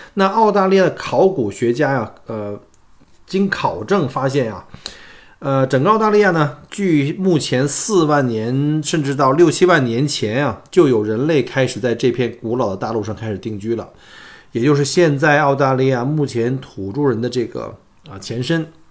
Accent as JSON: {"language": "Chinese", "country": "China", "moved": "yes", "lives_now": "Melbourne, Australia", "said": "我们中国人熟悉的双十一"}